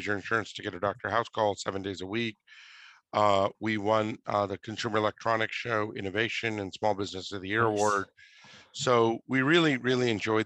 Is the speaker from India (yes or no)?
yes; Mumbai, Maharashtra, India; now in United States; I'm a first generation immigrant. I was born in Mumbai, India